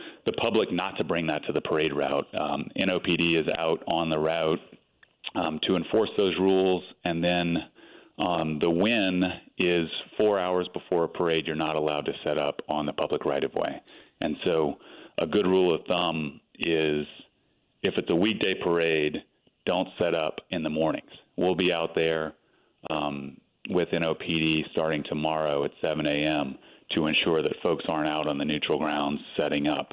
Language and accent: English; Franklin, Louisiana, United States; moved away as an adult; now in New Orleans, United States; Born and raised in Franklin, Louisiana, over in St. Mary Parish